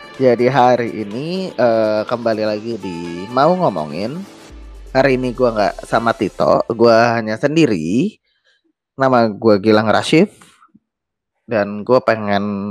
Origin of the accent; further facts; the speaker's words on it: Jakarta, Indonesia; gue sendiri lahir Jakarta